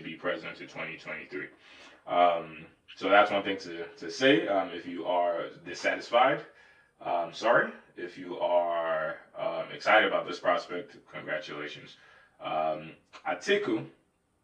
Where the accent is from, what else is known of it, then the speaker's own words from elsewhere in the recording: Nigeria; accent: Nigerian; My Nigerian accent almost popped out